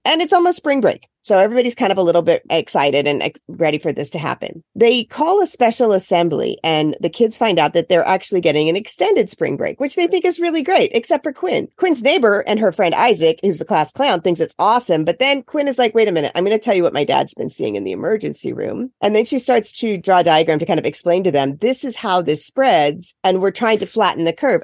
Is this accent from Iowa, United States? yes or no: yes; Iowa, United States; now in Cape Cod, United States; I grew up in Iowa.